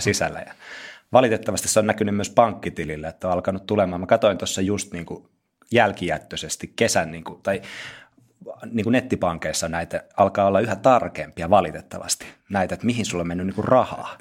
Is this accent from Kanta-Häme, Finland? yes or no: no; South Ostrobothnia, Finland; moved away as an adult; now in Lahti, Finland; Mä oon tota Pohjanmaalta kotoisin, Etelä-Pohjanmaalta